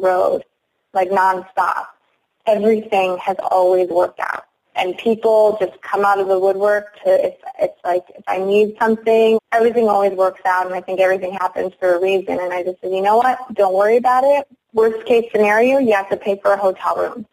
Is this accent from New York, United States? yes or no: no; Algoma, Wisconsin, United States; now in Baltimore, United States; I live in Baltimore, Maryland now, and I'm, I'm originally from Algoma, Wisconsin